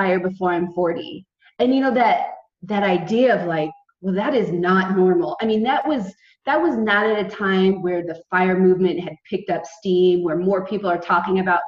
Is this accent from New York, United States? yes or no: no; California, United States; moved away as an adult; also born or lived in San Diego; now in Portugal; we were raised in California and California is really our home